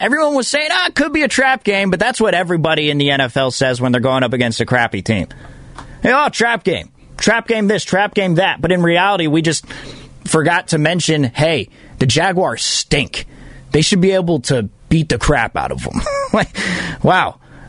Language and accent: English; Fremont, California, United States; I'm from Fremont